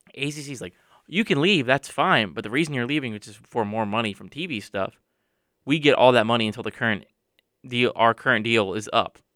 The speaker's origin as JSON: {"language": "English", "town": "Charlotte", "region": "North Carolina", "country": "United States", "tie": "born or raised there", "said": "I grew up with the Panthers in Charlotte"}